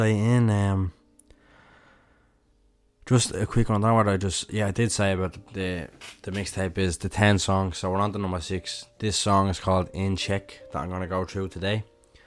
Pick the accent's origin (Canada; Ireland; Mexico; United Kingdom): Ireland; Dublin, Leinster; I'm from Dublin